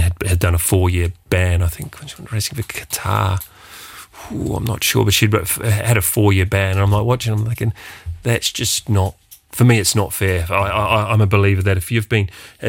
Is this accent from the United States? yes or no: no; New Zealand; myself being a New Zealander